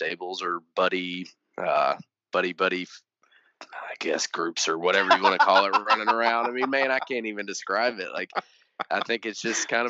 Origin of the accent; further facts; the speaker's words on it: Owensboro, Kentucky, United States; we're in my hometown. That's where it was in Owensboro, Kentucky